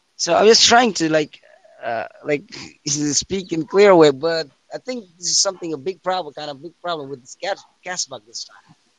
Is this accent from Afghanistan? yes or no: yes; Afghanistan; I'm not from London. In fact, I'm from Afghanistan